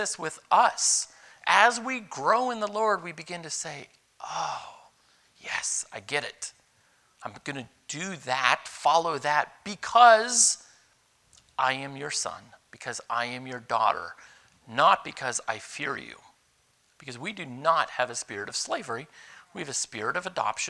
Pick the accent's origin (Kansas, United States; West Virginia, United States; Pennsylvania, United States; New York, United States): Pennsylvania, United States; Youngsville; I grew up in Youngsville, Pennsylvania, way up in northwest Pennsylvania